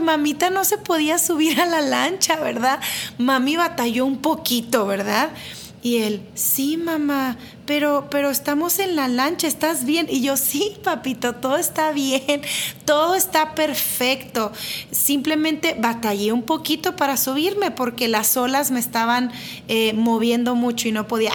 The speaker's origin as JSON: {"language": "Spanish", "town": "Monterrey", "region": "Nuevo León", "country": "Mexico", "said": "soy de Monterrey"}